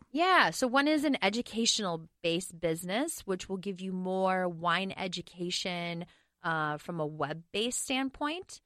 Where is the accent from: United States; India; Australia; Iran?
United States; Medford, Wisconsin; also born or lived in Oregon; now in Minneapolis, United States; I did grow up in Wisconsin